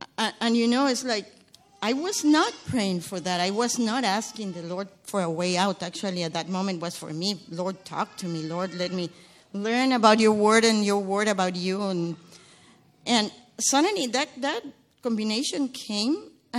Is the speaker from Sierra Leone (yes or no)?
no; Guatemala; I come from Guatemala. It's a small country in Central America that is in turmoil.